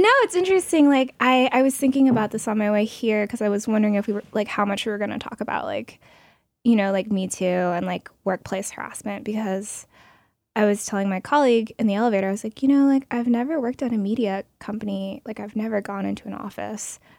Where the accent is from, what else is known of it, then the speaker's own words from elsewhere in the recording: Portland, Oregon, United States; I'm from Oregon, Portland